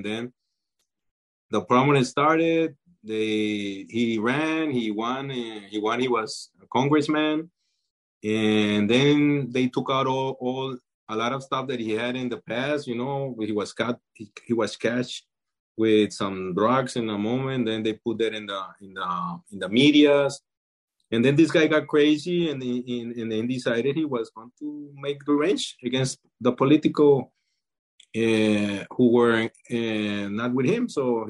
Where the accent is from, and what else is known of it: Colombia; English is a second language